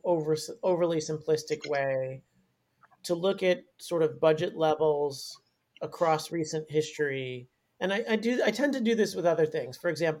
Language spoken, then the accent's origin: English; New York, United States; as a New Yorker, mentally, I'm like, I didn't feel...